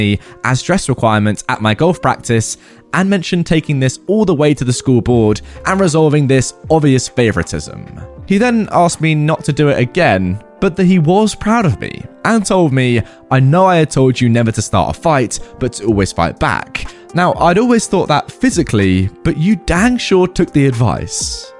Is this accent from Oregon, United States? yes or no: no; Texas, United States; I grew up in Texas, and it's still significantly hot in August and September.